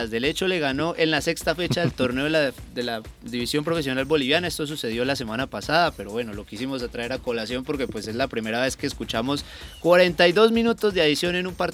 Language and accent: Spanish; Colombia; son cosas que nos pasan aquí como colombianos también que hay que empezar a revisar.